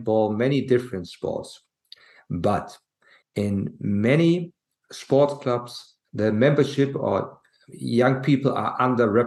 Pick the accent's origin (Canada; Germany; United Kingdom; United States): Germany; I am from Germany